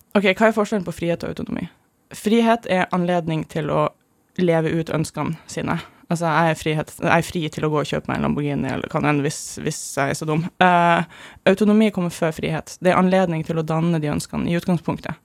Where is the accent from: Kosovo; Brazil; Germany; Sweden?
Germany; moved away; jeg vokste opp i Tyskland